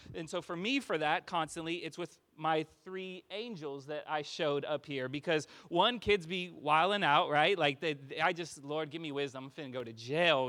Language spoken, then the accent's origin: English; California, United States; moved away as an adult; now in Austin, United States; I am from California